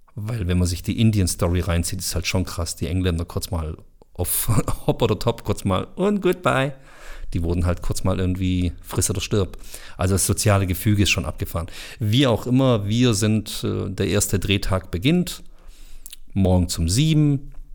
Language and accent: German; Bosnia & Herzegovina; Ich bin selber Bosnier